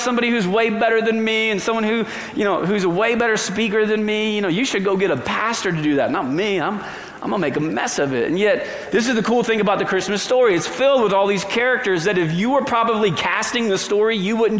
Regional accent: New England, Connecticut, United States; also born or lived in Virginia / Arkansas; now in Colorado, United States; I grew up in New England, and I'm from Connecticut

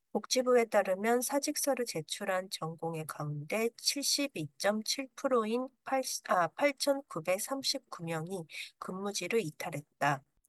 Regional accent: Japan; also born or lived in South Korea; 日本育ち

